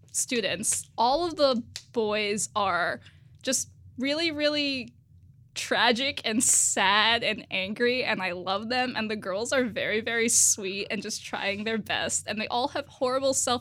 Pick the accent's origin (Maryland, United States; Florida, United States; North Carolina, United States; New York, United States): Florida, United States; moved away; I am from Florida.